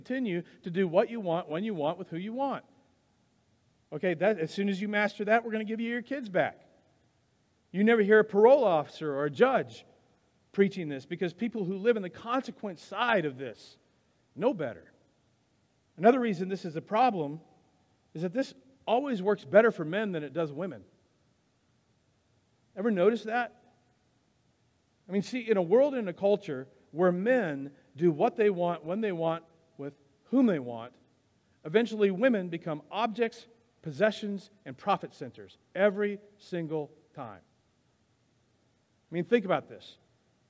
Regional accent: United States; we're Americans

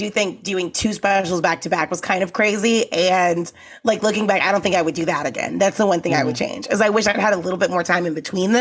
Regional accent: Texas, United States; now in Los Angeles, United States; I grew up in Texas

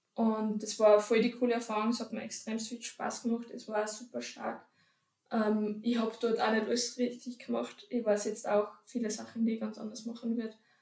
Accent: Upper Austria, Austria; now in Vienna, Austria; ich komme ursprünglich aus Oberösterreich und jetzt in Wien

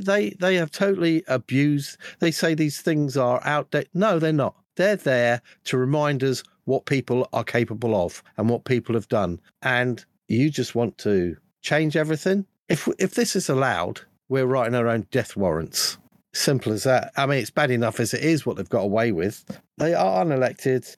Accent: United Kingdom; being a Brit

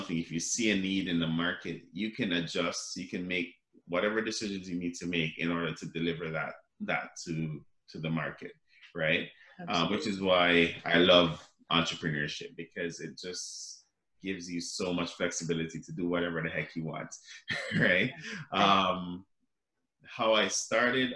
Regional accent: Jamaica; now in Canada; I grew up in Jamaica

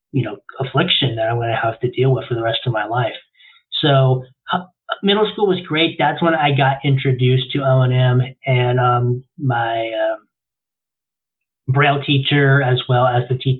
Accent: Florida, United States; I was born and raised in Florida

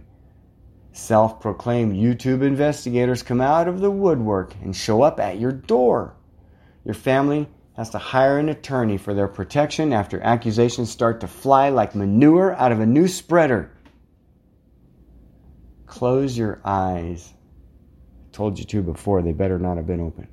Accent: Scotts Bluff County, Nebraska, United States; This is my hometown, you guys. This is my home county

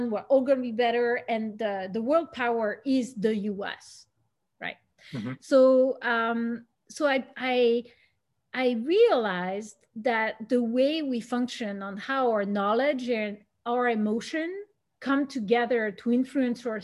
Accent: Switzerland; moved away as an adult; also born or lived in Belgium / United States; when I was in Switzerland or in the path that I had in Switzerland

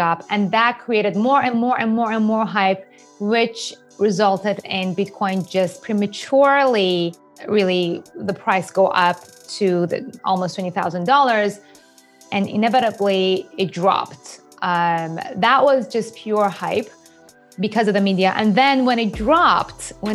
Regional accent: Iran; English is a second language; moved away as an adult; also born or lived in Japan / New York, United States; I was born and raised in Iran

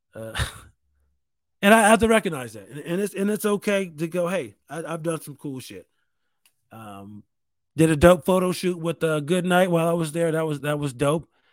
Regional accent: New York, United States; I'm from New York State.

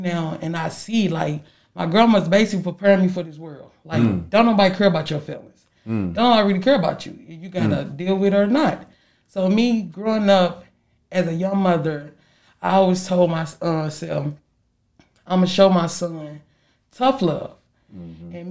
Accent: St. Louis, Missouri, United States; me growing up in St. Louis with my grandma

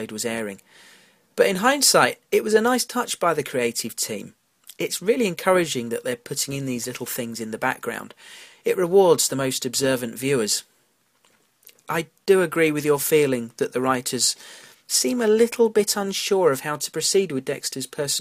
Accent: United Kingdom; accent: British; my British accent and pronunciations

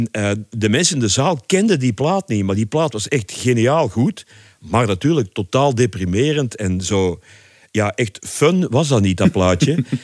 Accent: Leopoldsburg, Flanders, Belgium; moved away as an adult; Enfin, ik kwam uit Leopoldsburg om te studeren in Brussel. Mhm. Eind jaren zeventig.

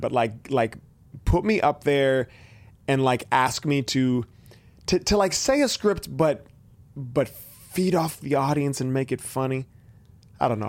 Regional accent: Benicia, California, United States; also born or lived in Vallejo; growing up in Benicia

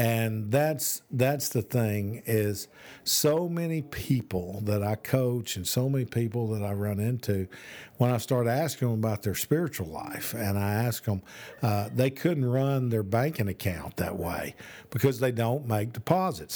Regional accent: Birmingham, Alabama, United States; also born or lived in Oklahoma; now in Tennessee, United States; I'm from Birmingham

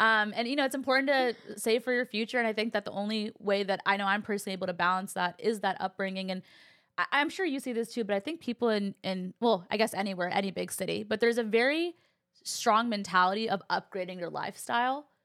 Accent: California, United States; I actually had a very similar dynamic in my household too, growing up in California

